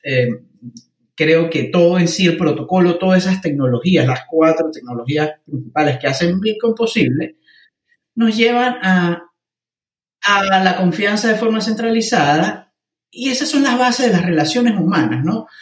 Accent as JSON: {"language": "Spanish", "region": "Mérida", "country": "Venezuela", "moved": "as an adult", "lives_now": "United Kingdom", "said": "siendo un venezolano que ha experimentado controles cambiarios, una moneda hiperinflacionaria, el bolívar"}